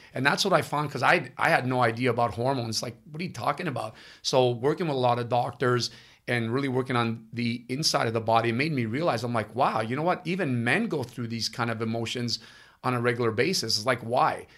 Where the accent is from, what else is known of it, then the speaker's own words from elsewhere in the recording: Ottawa, Ontario, Canada; first language Italian; English is a second language; also born or lived in Italy; I'm Canadian, but I'm actually born in Italy. I, okay. I came here in 1974